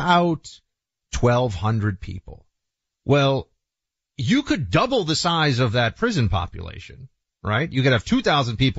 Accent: New York City, New York, United States; moved away; I grew up in Manhattan

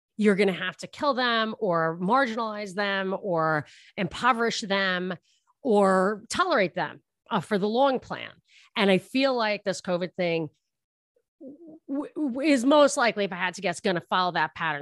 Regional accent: New York, United States; moved away; I'm from New York, and I lived right near the Trump International

